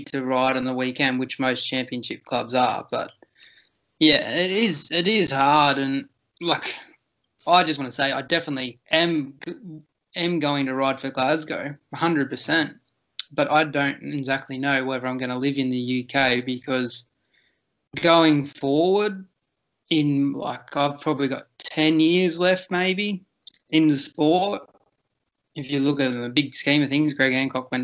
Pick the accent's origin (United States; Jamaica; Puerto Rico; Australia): Australia; Victoria; also born or lived in Edinburgh; I'm working in New South Wales, but I'm from Victoria